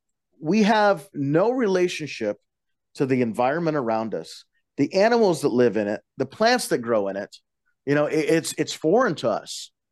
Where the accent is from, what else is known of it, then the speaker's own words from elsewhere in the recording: Colorado, United States; I was raised on the Western Slope, 15 miles outside of the Rocky Mountain National Park. We had a 4-day school week